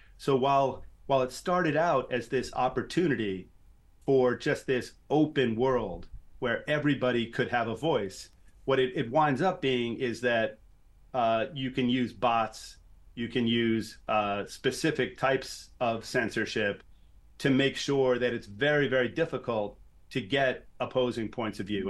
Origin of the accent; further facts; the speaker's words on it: New York City, New York, United States; I grew up in New York City.